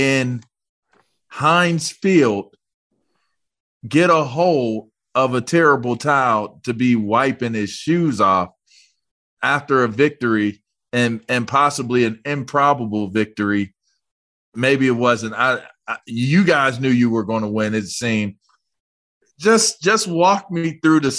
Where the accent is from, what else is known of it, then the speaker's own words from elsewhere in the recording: Pittsburgh, Pennsylvania, United States; I'm from Pittsburgh